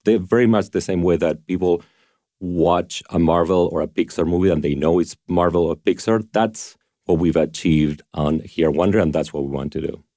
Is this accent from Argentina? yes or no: yes; Argentina; moved away; I grew up in Argentina